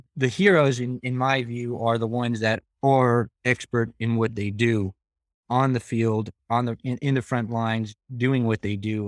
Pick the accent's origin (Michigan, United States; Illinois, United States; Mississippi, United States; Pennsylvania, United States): Pennsylvania, United States; Frackville; my hometown of Frackville